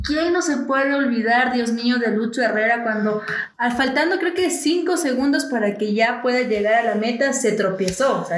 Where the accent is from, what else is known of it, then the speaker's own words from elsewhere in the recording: Ecuador; a todos los ecuatorianos acá nos motivó